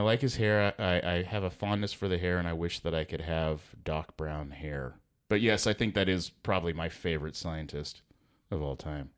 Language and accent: English; Houston, Texas, United States; I'm a Houston native